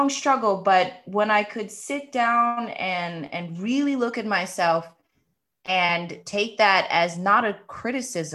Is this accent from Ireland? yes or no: no; Maryland, United States; moved away; I was born and raised in Maryland